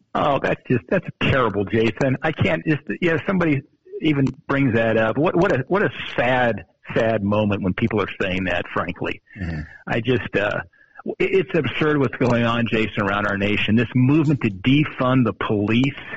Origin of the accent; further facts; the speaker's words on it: Montana, United States; growing up in Montana